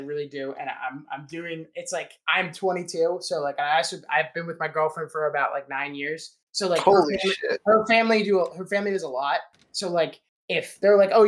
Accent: Maryland, United States; I'm from Maryland

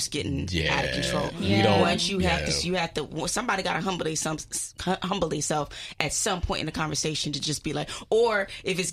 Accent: Ghana; I'm from Ghana

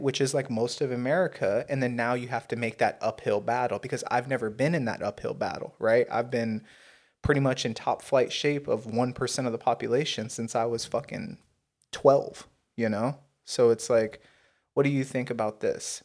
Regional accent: United States; I'm an American. Yes, Native American, yes, African American. Yeah, white, you know, but guess what? American

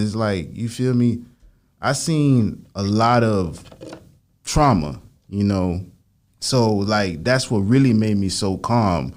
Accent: Lantana, Florida, United States; also born or lived in Lake Worth, Florida; I grew up out there and it was like a predominantly like Haitian

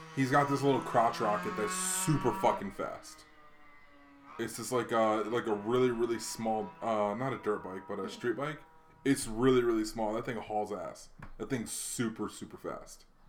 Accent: Hawaii, United States; moved away; I just grew up in Hawaii

